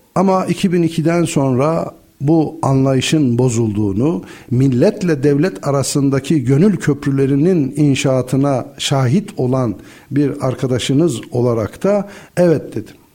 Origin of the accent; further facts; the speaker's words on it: Black Sea Region, Turkey; Karadeniz insanı olarak devletle millet arasındaki çok gönül köprülerinin olmadığı çocukluk yıllarımızı onu gördük.